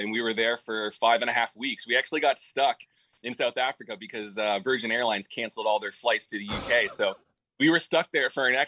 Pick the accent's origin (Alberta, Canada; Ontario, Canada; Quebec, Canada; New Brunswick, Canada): Ontario, Canada; Peterborough; moved away; my hometown, Peterborough, Ontario.